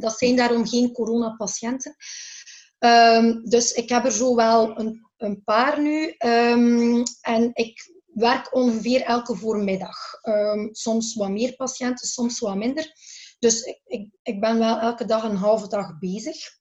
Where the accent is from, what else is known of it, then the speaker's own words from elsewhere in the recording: Belgium; wij in België